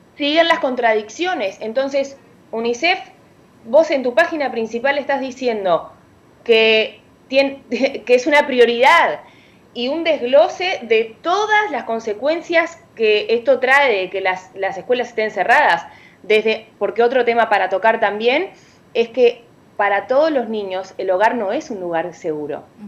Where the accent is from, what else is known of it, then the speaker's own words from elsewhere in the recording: Uruguay; now in Dominican Republic; yo soy de Uruguay, dominicana, de corazón, pero eh, aplatanada, como dicen, pero uruguaya